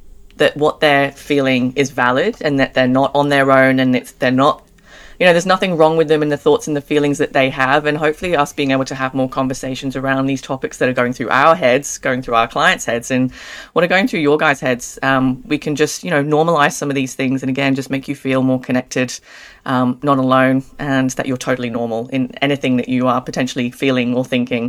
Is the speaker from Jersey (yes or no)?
yes; Jersey; now in Australia; I'm English. I'm originally from a small island called Jersey, and been in Australia again almost 10 years.